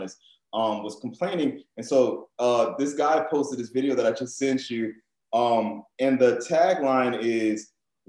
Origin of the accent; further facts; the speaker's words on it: New Orleans, Louisiana, United States; growing up in New Orleans and Creole culture, we have a very broad definition of what black is